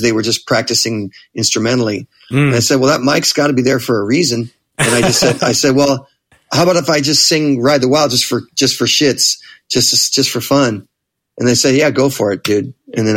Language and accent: English; Manhattan Beach, California, United States; I grew up in Manhattan Beach, which is another just another suburb in that general area